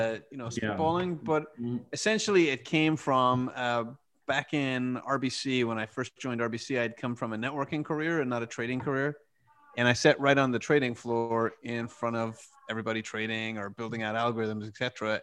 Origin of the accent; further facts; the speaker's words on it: Ireland; So I'm Irish.